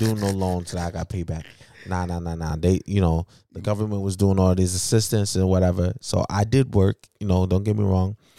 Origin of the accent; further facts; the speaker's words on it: United States; I was born here.